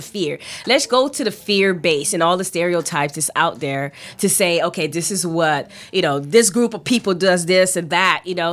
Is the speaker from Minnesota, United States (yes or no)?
no; Miami, Florida, United States; growing up in in you know Miami here